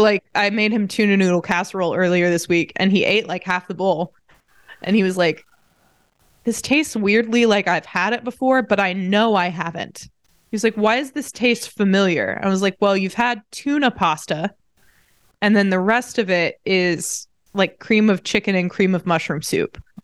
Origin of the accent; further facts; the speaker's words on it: Indiana, United States; also born or lived in Saint Louis; I'm from Indiana